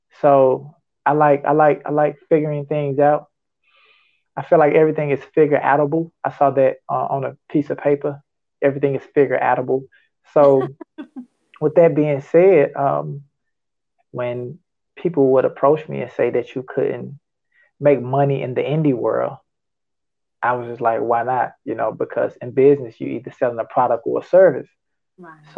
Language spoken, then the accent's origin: English; Memphis, Tennessee, United States; I was born and raised in Memphis, Tennessee. Grew up in South Memphis